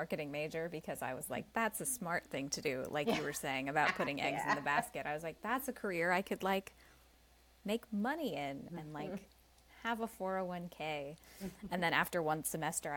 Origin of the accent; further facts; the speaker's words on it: New Jersey, United States; moved away; also born or lived in Los Angeles / New York City; I'm originally from New Jersey